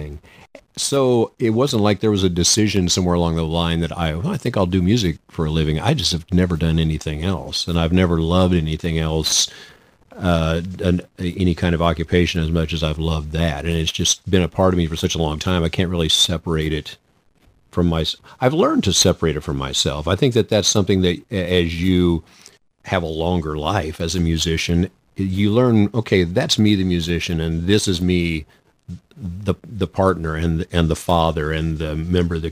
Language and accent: English; Norborne, Missouri, United States; I grew up in Mayberry, but I had both parents. It was small town America